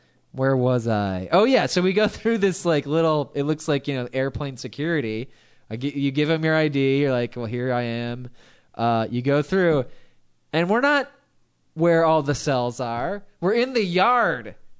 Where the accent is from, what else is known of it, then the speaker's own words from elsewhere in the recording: Long Beach, California, United States; I'm from Long Beach.